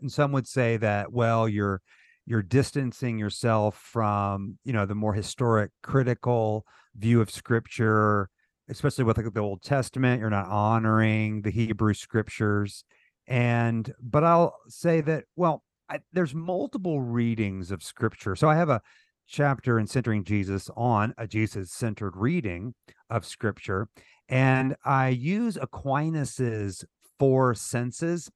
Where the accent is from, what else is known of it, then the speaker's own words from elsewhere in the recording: St. Joseph, Missouri, United States; moved away as an adult; also born or lived in South Georgia; I was baptized at a Southern Baptist church here in my hometown of Saint Joseph, Missouri